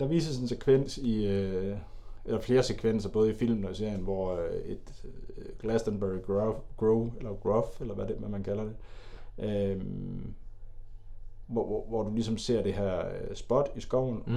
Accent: Denmark; du og jeg er jo også fra Jylland

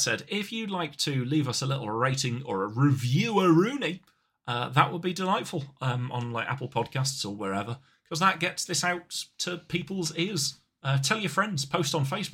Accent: near Coventry, West Midlands, United Kingdom; I'm from Coventry, well, from near Coventry, which is one of the places furthest from the sea in the United Kingdom

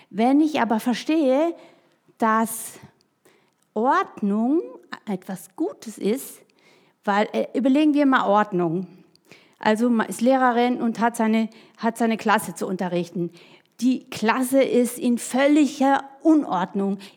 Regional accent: Baden-Württemberg, Germany; now in Hessen, Germany; Denn ich bin ja so aufgewachsen im Schwarzwald, bei den hohen Tannen, in der Einsamkeit, so zwischen Bauernhöfen und sonst sowas.

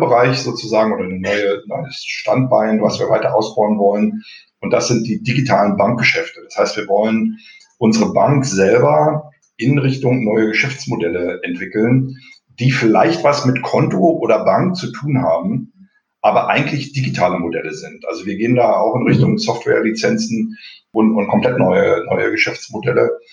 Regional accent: East Germany, Germany; moved away as an adult; also born or lived in Dresden / United States; gelernter DDR-Bürger

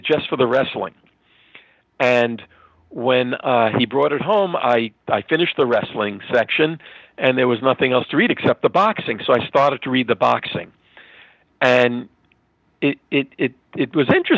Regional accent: New York City, New York, United States; originally from New York. I grew up in Queens, and I'm a New York boy

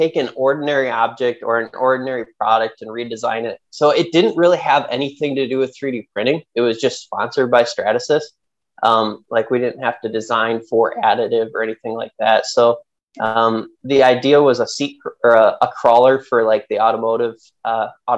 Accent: Central Michigan, United States; also born or lived in Wisconsin; I grew up in Central Michigan

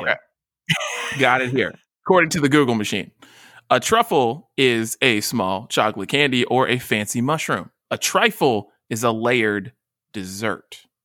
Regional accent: West Virginia, United States; moved away; I'm from West Virginia

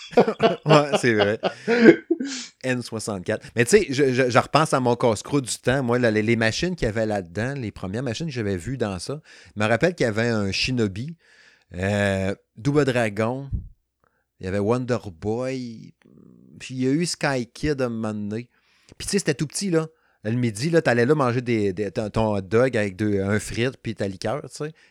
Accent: Quebec, Canada; moved away; je suis originaire du Saguenay-Lac-Saint-Jean. Je reste plus là depuis 1995

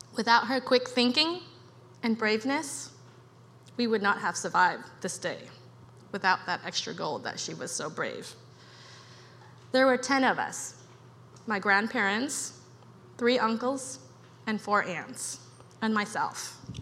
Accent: Cambodia; now in United States; I was born in Cambodia and grew up with my extended family

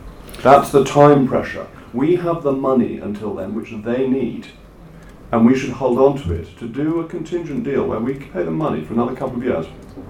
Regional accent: Ireland; But the great advantage of being Irish is that we then have a seat on these international bodies

